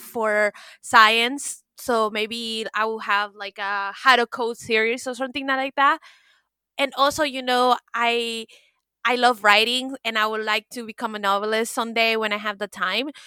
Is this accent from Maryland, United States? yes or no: no; Miami, Florida, United States; I'm from Miami